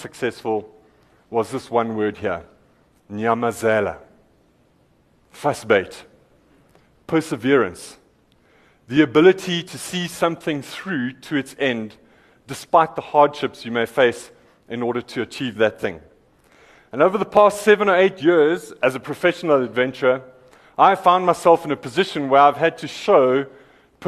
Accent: Eastern Cape, South Africa; I'm from the Eastern Cape

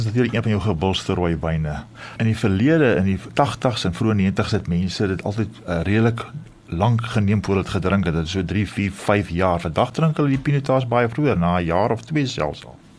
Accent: Stellenbosch, Western Cape, South Africa; ek het daar in Stellenbosch groot geword

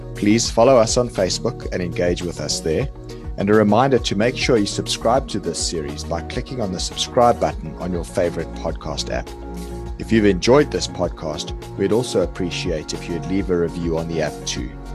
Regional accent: South Africa; now in London, United Kingdom; I'm South African originally, I still am, but I live in the U K, based in, in London now

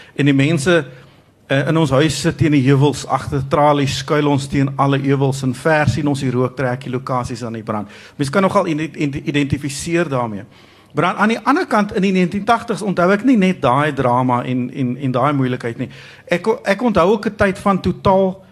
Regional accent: South Africa

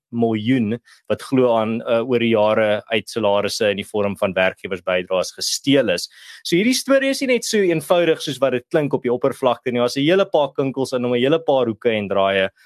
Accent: South Africa

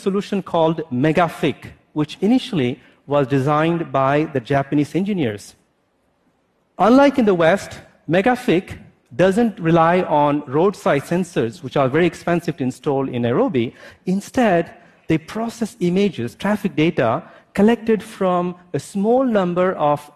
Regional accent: India; also born or lived in France; now in United States; As an Indian-born French national who lives in the United States

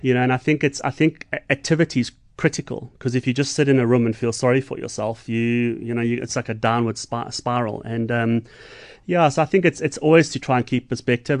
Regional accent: Johannesburg, Gauteng, South Africa; now in Umhlanga, South Africa; I'm from Joburg, but I'm a Stormers boy

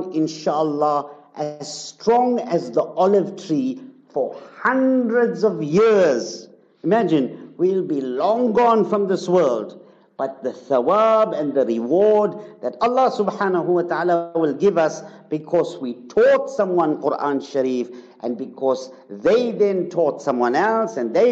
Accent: Zimbabwe; now in South Africa; Zimbabwe, come on, my hometown

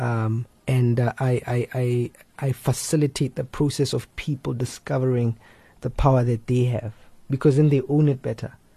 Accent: Limpopo, South Africa; moved away; also born or lived in West Rand / Pretoria / Cape Town; I grew up in Limpopo. Uh, that's where I grew up.

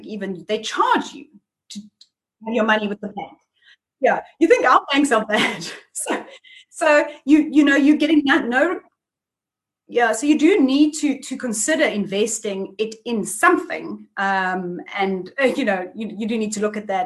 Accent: South Africa; as a South African

